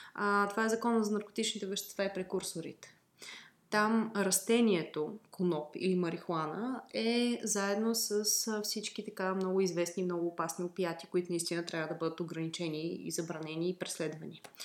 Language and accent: Bulgarian; Bulgaria; аз съм и фармацевт, освен че съм българка